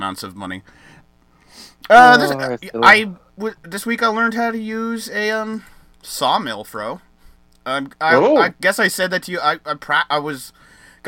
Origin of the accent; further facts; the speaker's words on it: United States; me as an American